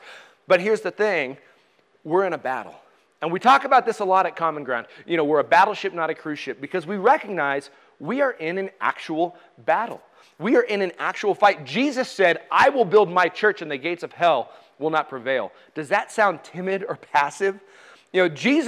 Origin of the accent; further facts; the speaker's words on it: United States; us as American Christians